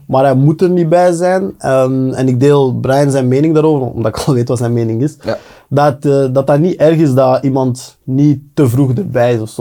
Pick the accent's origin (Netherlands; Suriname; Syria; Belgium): Belgium; wij als Belgen